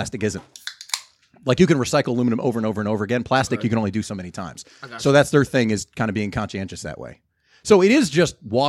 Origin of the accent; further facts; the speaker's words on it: Lakewood, New Jersey, United States; You know, I grew up in Lakewood, New Jersey. I was the minority. So to me, shit was just normal. Diversity was normal. Being around different types of people was just normal.